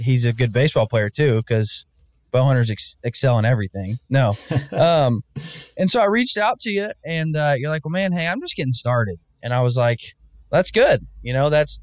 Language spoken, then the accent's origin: English; Northwest Arkansas, United States; I was born and raised in Northwest Arkansas and diehard Razorback fan